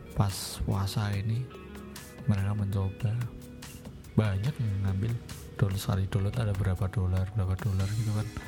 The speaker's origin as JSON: {"language": "Indonesian", "town": "Semarang", "region": "Central Java", "country": "Indonesia", "said": "Kita orang Semarang"}